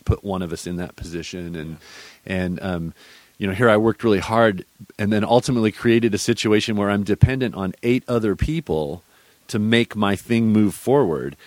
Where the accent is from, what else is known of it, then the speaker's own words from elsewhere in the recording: Austin, Texas, United States; I grew up here in Texas in the in the hill country, where uh, around Austin